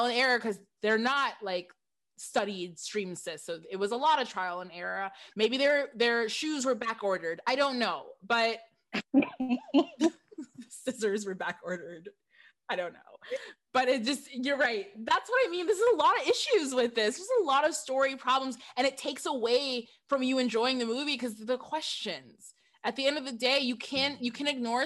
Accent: Michigan, United States; I'm from Michigan

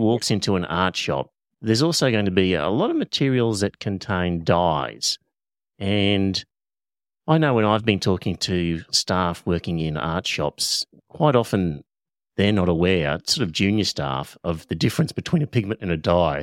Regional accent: Australia; first language English; I'm Australian, so I only speak one language, which is English

